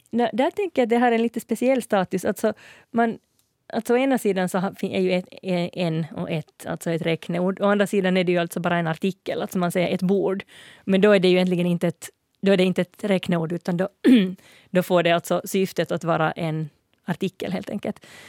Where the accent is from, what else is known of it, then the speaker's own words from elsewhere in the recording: Finland; jag är finlandssvensk